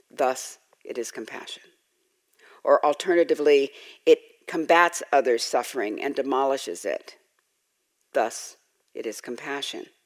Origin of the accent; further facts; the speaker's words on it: Los Angeles, California, United States; I grew up in Los Angeles in South